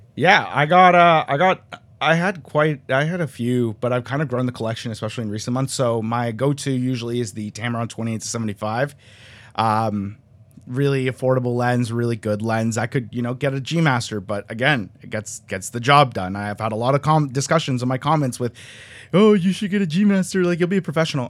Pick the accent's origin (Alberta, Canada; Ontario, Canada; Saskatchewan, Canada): Ontario, Canada; just outside of Toronto; also born or lived in Colombia; I was born in Colombia. I'm, like, like, straight outta Columbia, but I was raised in Canada, just outside of Toronto